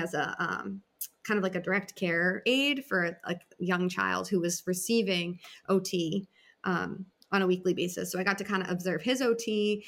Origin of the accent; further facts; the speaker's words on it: Massachusetts, United States; moved away as an adult; also born or lived in Hawaii; I grew up in Massachusetts.